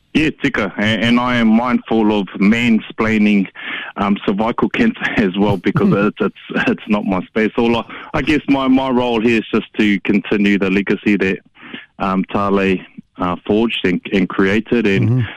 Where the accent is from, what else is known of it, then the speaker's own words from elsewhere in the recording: Hamilton, Waikato, New Zealand; I grew up in Hamilton uh, and I went to Ngakuaka, Kuaka, Tōku Māpihi Maurea, uh, Hillcrest High School right through to university